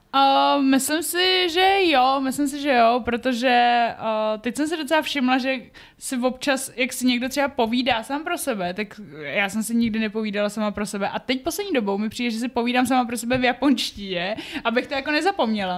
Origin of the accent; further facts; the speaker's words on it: Czechia; když jsem byla dítě tady v Čechách